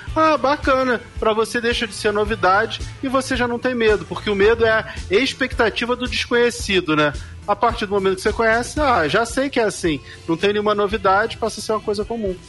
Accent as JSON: {"language": "Portuguese", "region": "Rio de Janeiro", "country": "Brazil", "tie": "born or raised there", "said": "Eu nasci muito pobre, numa região carente do Rio de Janeiro. Eu sou lá do bairro do Rio Comprido"}